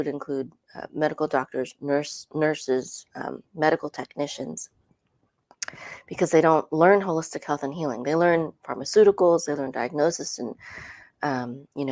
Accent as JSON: {"language": "English", "country": "Philippines", "also_born_or_lived": "California, United States", "moved": "yes", "lives_now": "Dallas, United States", "said": "We moved here in 2014 from California, but I'm originally from the Philippines."}